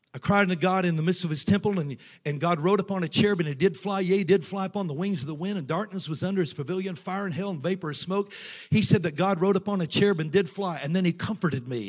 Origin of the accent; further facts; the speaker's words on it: Tennessee, United States; moved away as an adult; also born or lived in North Georgia / St. Louis, Missouri; I grew up, I was born in Tennessee, and I grew up in churches in Tennessee and North Georgia